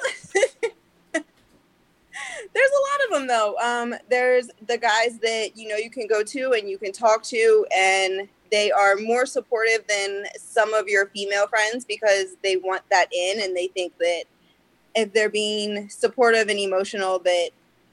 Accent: United States; I am born and raised in Carroll County. I've lived here my entire life

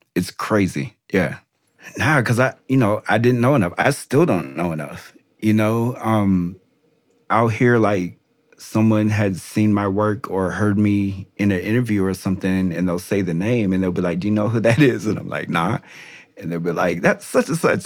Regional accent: Des Moines, Iowa, United States; now in North Carolina, United States; I went to my hometown

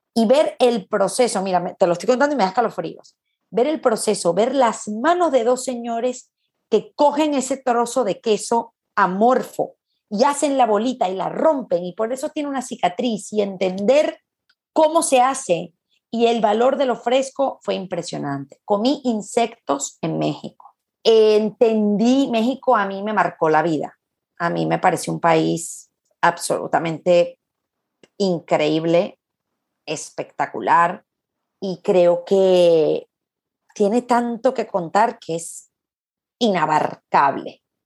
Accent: Caracas, Capital District, Venezuela; accent: Venezuelan; now in Madrid, Spain; yo soy muy caraqueña también

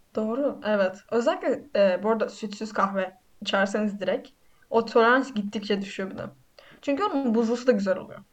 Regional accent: Black Sea Region, Turkey

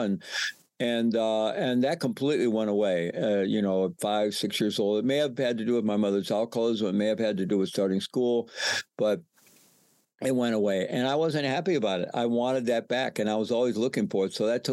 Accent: United States; moved away as an adult; also born or lived in Peru

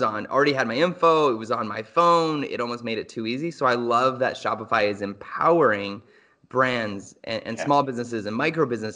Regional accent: Canada; we are Canadian dads

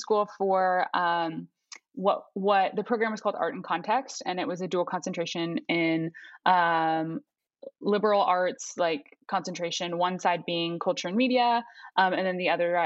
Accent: Fort Lauderdale, Florida, United States; moved away as an adult; now in New York City, United States; I grew up in South Florida in Fort Lauderdale, and then moved to New York for school and have been here about 9 years in New York City

